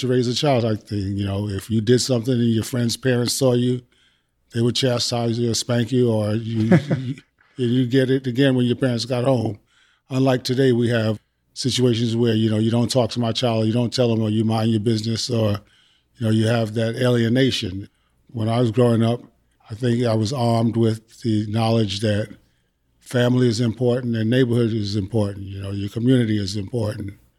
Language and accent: English; New York, United States; moved away as an adult; now in Texas, United States; I was born and raised in New York